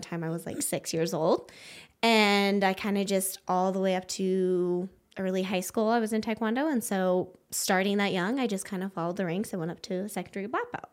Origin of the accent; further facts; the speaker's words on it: Wyoming, United States; moved away as an adult; now in Prescott, United States; I grew up in Wyoming